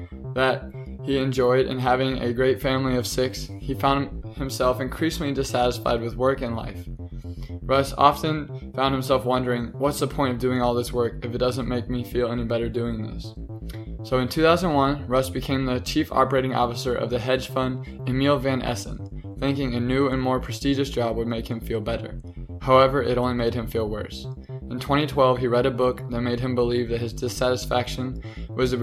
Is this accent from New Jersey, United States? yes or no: no; Kansas, United States; we're both from Kansas